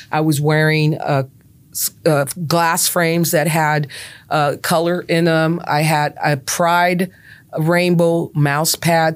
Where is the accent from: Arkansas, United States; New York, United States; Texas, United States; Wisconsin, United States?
Texas, United States; Brownsville; growing up in Brownsville